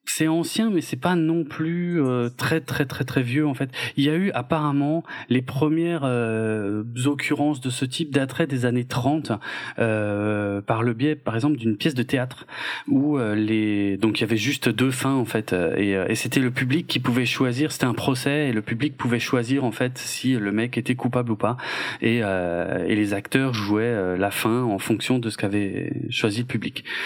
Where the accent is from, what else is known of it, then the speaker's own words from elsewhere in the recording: France; chez nous en France